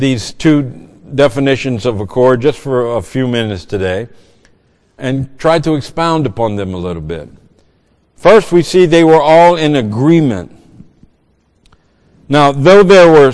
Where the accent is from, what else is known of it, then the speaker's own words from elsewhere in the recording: Cajun, Louisiana, United States; moved away; I'm a Cajun.